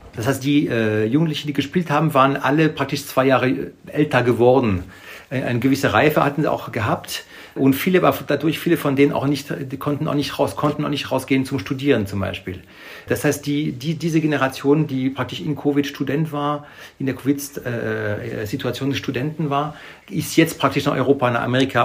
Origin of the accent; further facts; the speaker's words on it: France; moved away; in Frankreich natürlich, wo ich herkomme